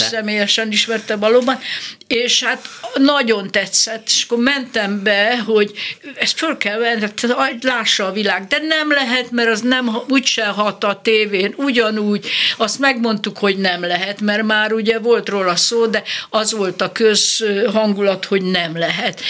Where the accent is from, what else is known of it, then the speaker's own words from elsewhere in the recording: Nagykanizsa, Zala, Hungary; moved away; also born or lived in Tab; Nagykanizsán születtem, de Tabon voltam gimnazista, meg ott, ott voltam ö, kamasz